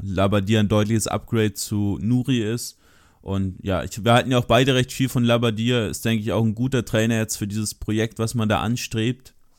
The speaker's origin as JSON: {"language": "German", "country": "Germany", "said": "ich bin aus Deutschland"}